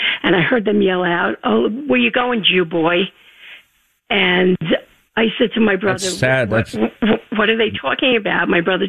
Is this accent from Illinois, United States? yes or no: no; New York City, New York, United States; moved away as an adult; now in Arizona, United States; My husband grew up in Island Park. I grew up in Bayside.